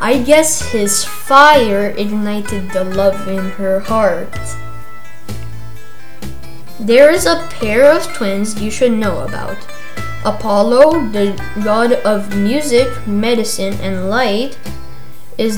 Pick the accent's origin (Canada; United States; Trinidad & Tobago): Canada; now in Romania; I am a Canadian living in Romania. I miss my home country